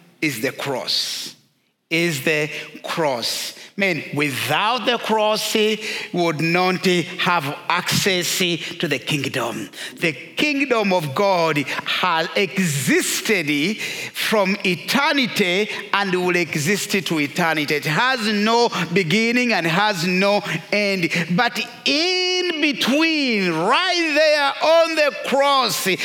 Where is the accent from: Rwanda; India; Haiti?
Rwanda; moved away; I am first of all a Christian and secondary Rwandan